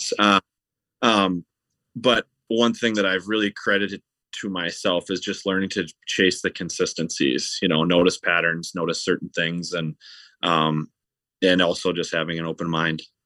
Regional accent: Stillwater, Minnesota, United States; I grew up in Stillwater, Minnesota, which is right on the Minnesota side of the Saint Croix River

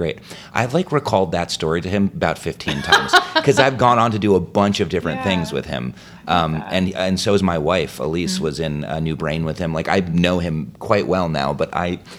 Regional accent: New Jersey, United States; I grew up in New Jersey

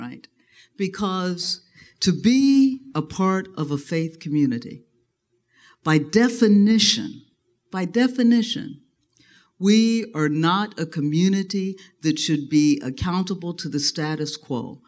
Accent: Dayton, Ohio, United States; I was born and raised in Dayton, Ohio

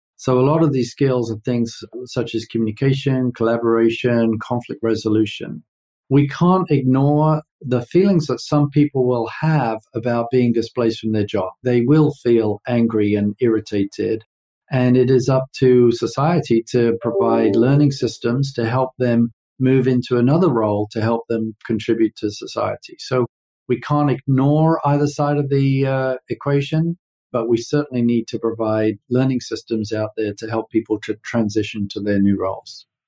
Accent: London, United Kingdom; moved away as an adult; also born or lived in New York; now in United States; I'm way east of Houston, being born and raised in London

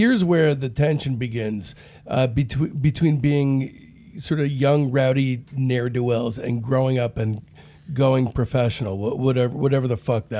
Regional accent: Livingston, New Jersey, United States; I grew up in Livingston, New Jersey

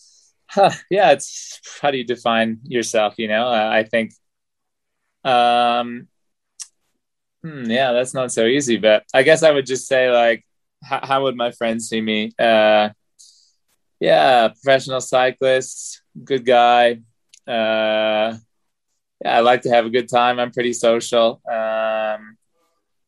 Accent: Traverse City, Michigan, United States; I'm from Traverse City, Michigan

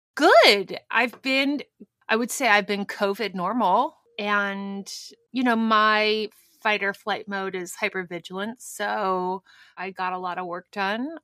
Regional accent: Albuquerque, New Mexico, United States; moved away; Better Call Saul, which shoots in my hometown

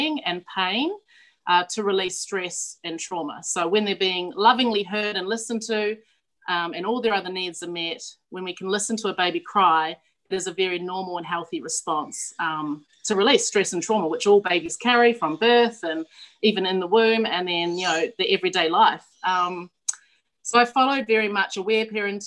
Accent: New Zealand; moved away as an adult; now in Australia; I'm originally from New Zealand. I grew up in the high country sheep farm of New Zealand, so I'm like a Kiwi cliche

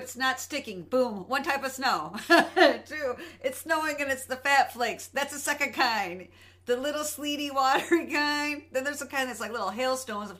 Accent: Michigan, United States; We're from Michigan

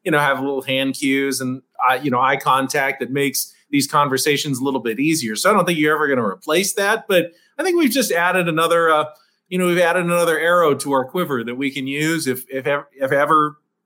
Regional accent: San Diego, California, United States; I'm from San Diego

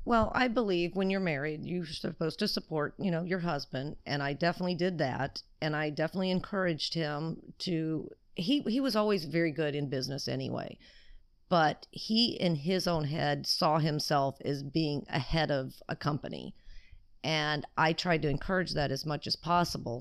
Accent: Alabama, United States; moved away as an adult; now in California, United States; I was raised in Alabama

